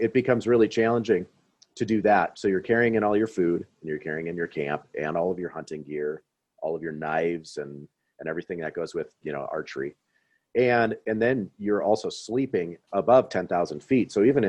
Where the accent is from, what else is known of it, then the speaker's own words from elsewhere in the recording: Midwest, United States; So just with my experiences growing up in the Midwest